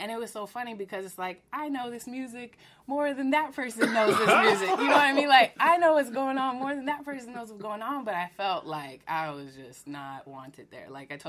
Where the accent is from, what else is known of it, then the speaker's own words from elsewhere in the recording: Spokane, Washington, United States; Yes, I'm originally from Washington State. {S1} What part of Washington are you from? {S4} It's Spokane, Washington. It's Eastern Washington.